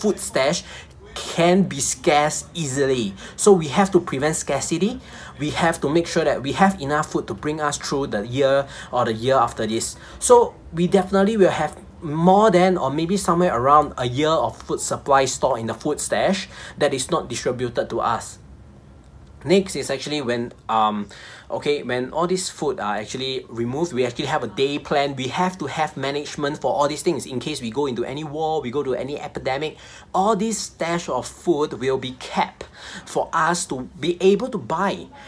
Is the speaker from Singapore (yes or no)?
yes; Singapore; I'm a Singaporean. And of course, we all know that we are the kiasu type of people